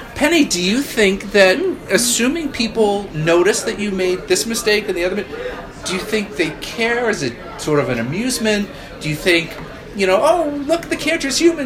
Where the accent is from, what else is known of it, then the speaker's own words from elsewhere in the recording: Boston, Massachusetts, United States; moved away; I am originally from the Boston area